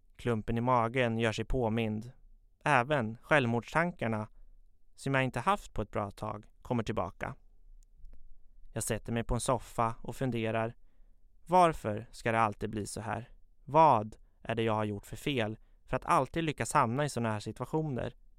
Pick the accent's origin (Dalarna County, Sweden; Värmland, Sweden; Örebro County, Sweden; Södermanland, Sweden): Södermanland, Sweden; Katrineholm; Jag är född och uppvuxen i Katrineholm, där jag fortfarande bor